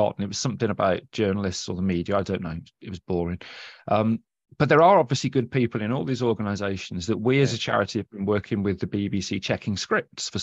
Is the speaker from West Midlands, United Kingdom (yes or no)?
yes; Birmingham, West Midlands, United Kingdom; I'm from the Birmingham area